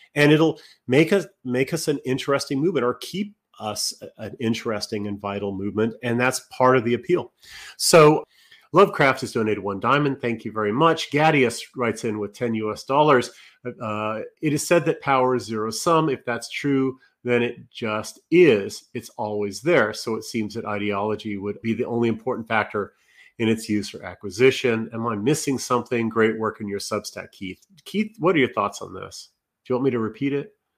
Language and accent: English; Canada; being Canadian